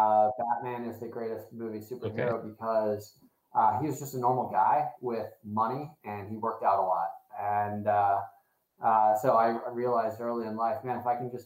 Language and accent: English; Fort Wayne, Indiana, United States; I grew up in Indiana, a smaller town of Fort Wayne, Indiana. And there was nothing like that.